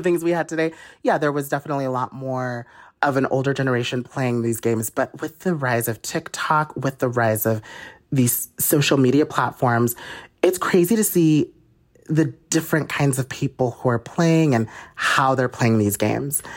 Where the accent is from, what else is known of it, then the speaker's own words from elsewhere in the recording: Utah, United States; I'm from Utah